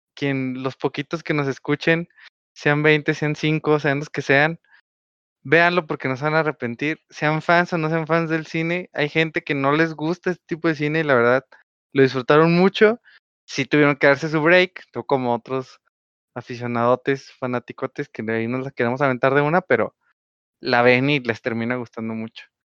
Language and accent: Spanish; Mexico; first language Spanish